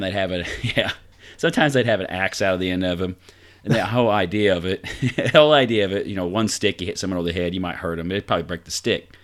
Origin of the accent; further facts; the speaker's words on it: Vincennes, Indiana, United States; my hometown of Vincennes